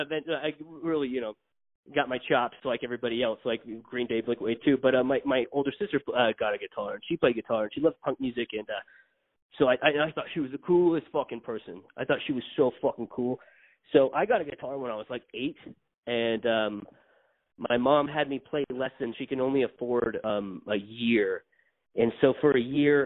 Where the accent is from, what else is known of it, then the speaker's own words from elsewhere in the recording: American Fork, Utah, United States; also born or lived in Salt Lake City, Utah; I was born in Salt Lake City, Utah, but parents moved to American Fork when I was like two. lived there till like I was about 10